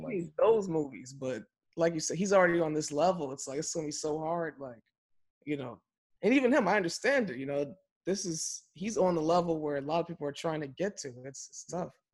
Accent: Chicago, Illinois, United States; we grew up in Chicago during that era, but we were young

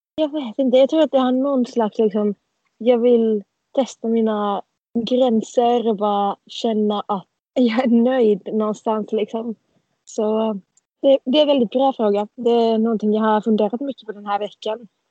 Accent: Turku, Southwest Finland, Finland; Jag sitter i solen på bryggan hemma i Finland

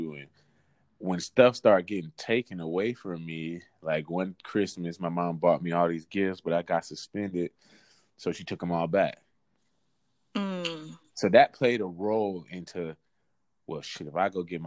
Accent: West Palm Beach, Florida, United States; also born or lived in Atlanta, Georgia; I was born in Atlanta. Mm-hmm. And I was raised in West Palm Beach, Florida

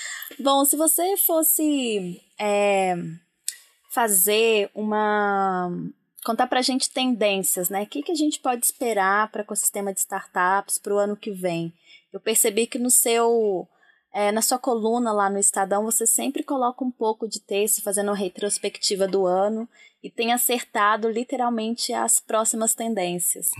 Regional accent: Brazil; a gente, enquanto brasileiro

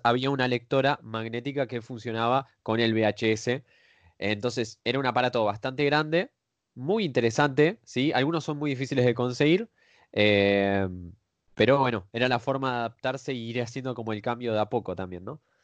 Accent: Argentina; los que somos de Argentina

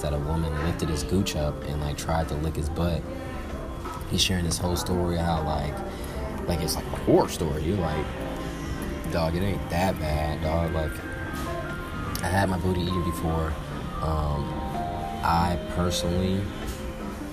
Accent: Atlanta, Georgia, United States; I'm from Atlanta

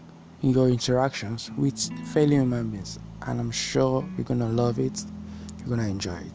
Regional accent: Nigeria; I'm a Nigerian, I'm an African, I'm a black man

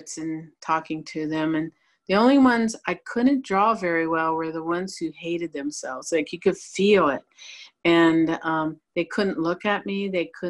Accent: St. Rose, Ohio, United States; I grew up in St. Rose, Ohio, a little small town

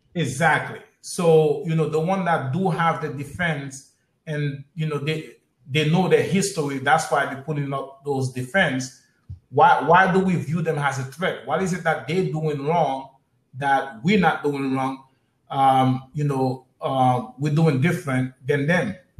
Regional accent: United States; Us as African American

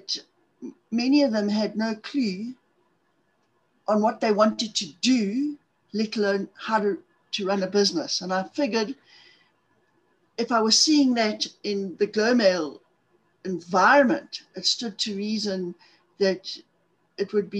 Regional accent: Zimbabwe; accent: South African; moved away as an adult; also born or lived in Cape Town / Johannesburg; now in South Africa; I'm from South Africa, in case guys haven't figured out on the accent part of things. I was originally born in Zimbabwe in the 1950s

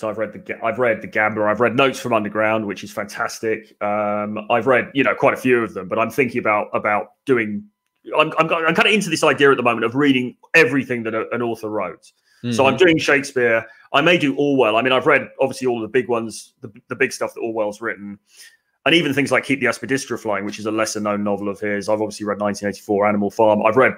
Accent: England, United Kingdom; being English

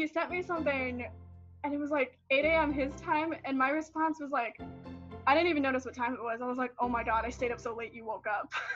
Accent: Philippines; moved away; I was born in the Philippines

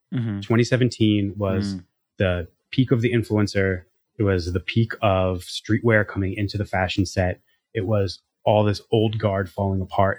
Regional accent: New Jersey, United States; I grew up in New Jersey

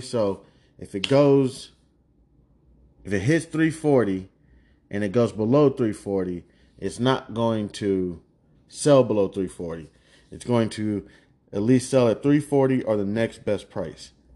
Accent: Kansas, United States; It's where I'm from. I'm not even just from anywhere out here in America. I'm from the heart of the United States. I'm from Kansas

